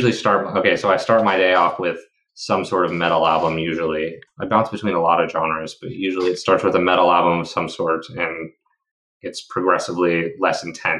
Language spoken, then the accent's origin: English; Redding, California, United States; moved away as an adult; now in Morro Bay, United States; I was born in Redding, California, a tiny little town on the main highway in the States, way up north, not really where most people like to hang out.